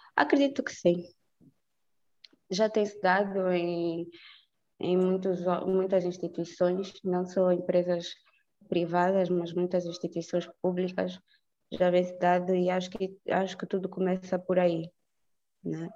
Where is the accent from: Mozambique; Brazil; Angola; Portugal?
Angola; somos angolanos, somos africanos